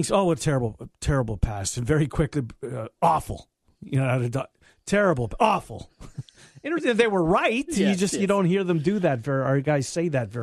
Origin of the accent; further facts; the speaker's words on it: Winnipeg, Manitoba, Canada; moved away; my hometown